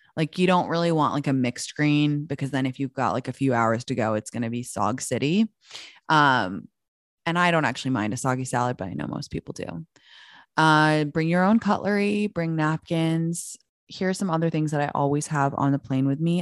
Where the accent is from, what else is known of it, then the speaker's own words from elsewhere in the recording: London, United Kingdom; moved away as an adult; also born or lived in Washington, D.C.; now in United States; I'm from London. I was born in Washington, D C, but I moved to London when I was, like, six months old, and I grew up there until I moved back to America when I was nineteen